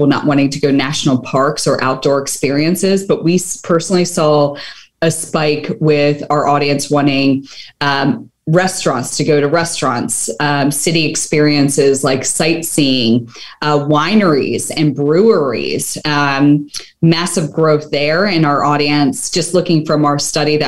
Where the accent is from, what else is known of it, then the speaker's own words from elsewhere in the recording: Philadelphia, Pennsylvania, United States; my hometown of Philadelphia